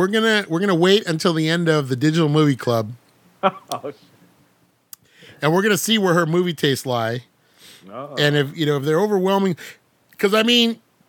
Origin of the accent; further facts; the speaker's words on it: United States; I'm American.